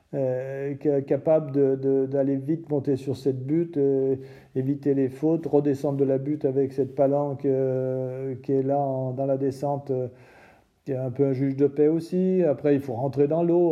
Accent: France; en tant que Français

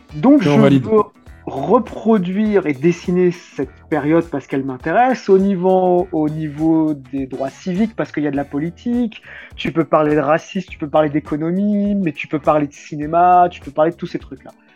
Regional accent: France; on est des Français, caucasiens, on va dire, même si on a des origines euh, du Maghreb

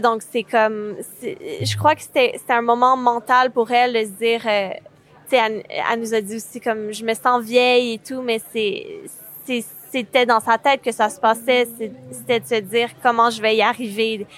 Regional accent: Quebec, Canada; je suis cinéaste réalisatrice et je viens du Québec

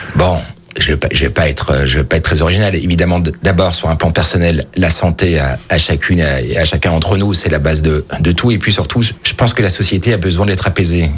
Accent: Lyon, Auvergne-Rhône-Alpes, France; je suis lyonnais, j'ai toujours habité Lyon, sauf trois ans à l'étranger

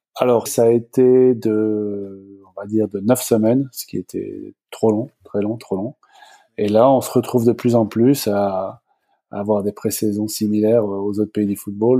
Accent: France; moved away as an adult; also born or lived in Virginia / Los Angeles; now in Toronto, Canada; je suis euh, à l'origine prof de sport en France. Je suis parti après 3-4 euh, ans

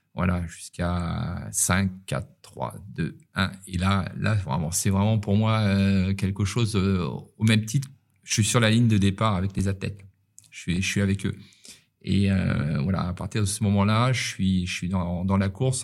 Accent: Paris, Île-de-France, France; now in Nice, France; quand on est parisien

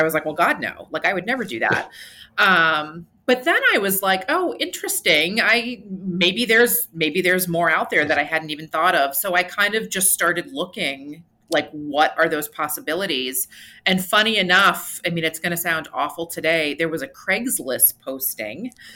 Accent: New Hampshire, United States; my home state of New Hampshire

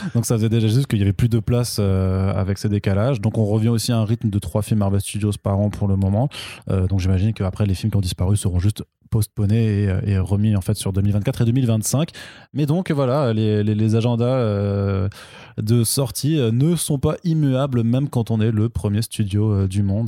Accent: the East, eastern France, France; je viens de l'Est

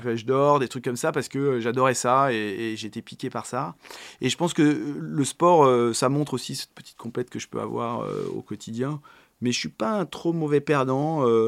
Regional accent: Paris, Île-de-France, France; also born or lived in Boulogne-Billancourt; je suis parisien. Alors, je suis né à Boulogne-Billancourt. Euh, j'ai grandi à Paris, puis en très proche banlieue parisienne

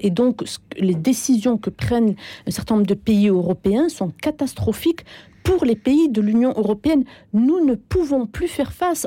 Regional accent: France; moved away; also born or lived in Algeria; moi, je, j'ai vécu 15 ans en Algérie, mais je suis née, j'ai grandi en France. Mes premières euh, années se sont passées en France.

